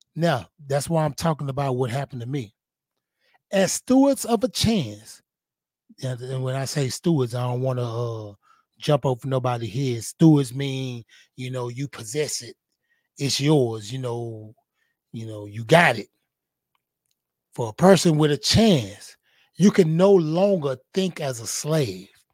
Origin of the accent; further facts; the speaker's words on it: Houston, Texas, United States; I was a boy from Fifth Ward, little boy that was growing up in the hood